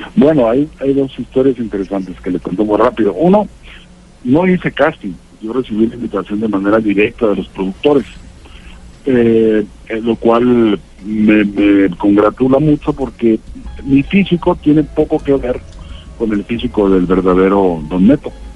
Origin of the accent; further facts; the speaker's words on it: Ciudad Juárez, Chihuahua, Mexico; moved away as an adult; now in Mexico City, Mexico; una ciudad que básicamente que es donde, la que yo tuve que dejar eh, cuando me vine a la Ciudad de México y que Ciudad Juárez